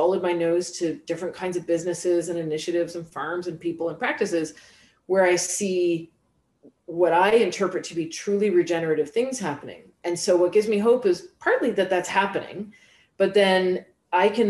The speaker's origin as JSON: {"language": "English", "country": "Canada", "accent": "Canadian", "said": "I'm speaking English with a Canadian accent"}